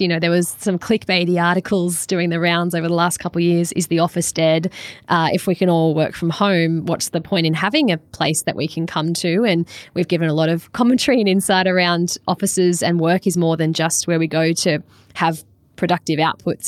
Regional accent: Australia; I'm from Australia

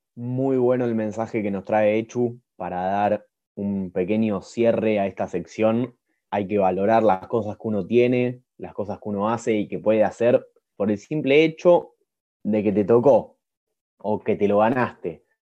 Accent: Argentina; siendo argentino y bien nacionalista como lo soy

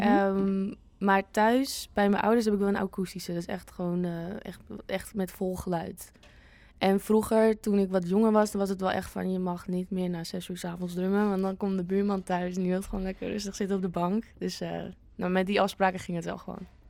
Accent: Winkel, North Holland, Netherlands; now in Amsterdam, Netherlands; het heet Winkel, waar ik vandaan kom

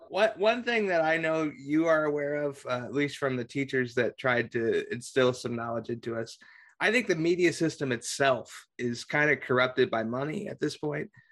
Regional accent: Carmel, Indiana, United States; I'm originally from Carmel

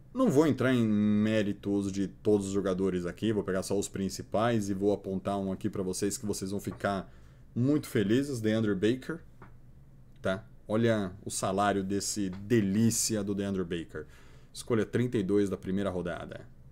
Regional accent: Santo André, São Paulo, Brazil; eu sou de Santo André

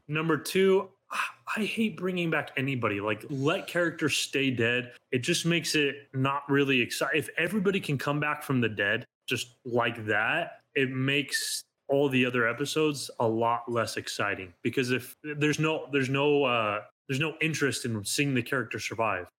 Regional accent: Arizona, United States; the Arizona Diamondbacks, my home state

